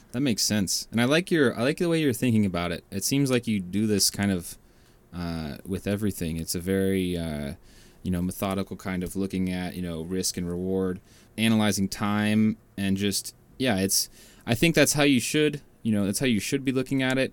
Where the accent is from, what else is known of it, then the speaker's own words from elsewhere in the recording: Washington, United States; moved away as an adult; also born or lived in Bay Area, California; now in California, United States; I am from Washington